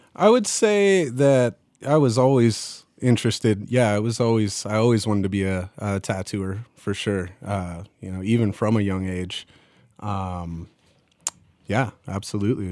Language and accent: English; Fallon, Nevada, United States; moved away; my hometown's called Fallon, Nevada